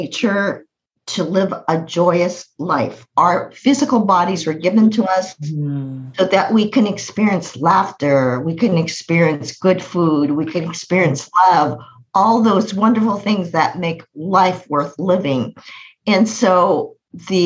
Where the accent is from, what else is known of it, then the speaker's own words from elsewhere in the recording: United States; I was born in America. I was born in America.